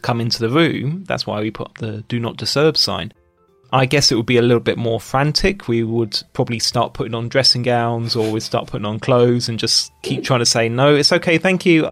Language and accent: English; United Kingdom; moved away as an adult; now in China; Being British